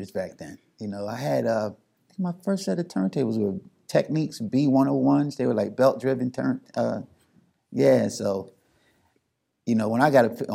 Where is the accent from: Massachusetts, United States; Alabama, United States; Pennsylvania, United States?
Pennsylvania, United States; Philadelphia; I'm from Philly